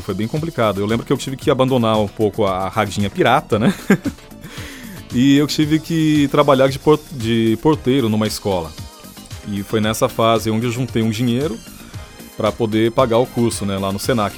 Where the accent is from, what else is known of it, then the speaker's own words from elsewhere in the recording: São José dos Campos, São Paulo, Brazil; Jovem Pan São José dos Campos, que é a minha cidade natal